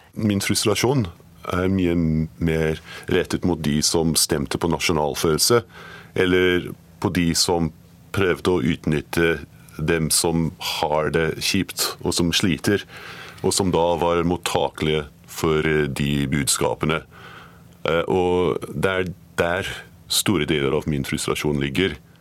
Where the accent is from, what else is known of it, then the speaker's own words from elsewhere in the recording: Scotland, United Kingdom; moved away; Jeg er skotte